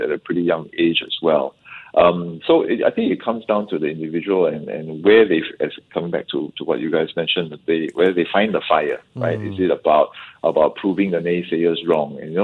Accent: Singapore; I think as a Singaporean

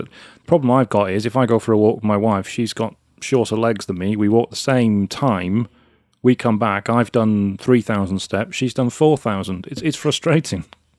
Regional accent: United Kingdom; being British

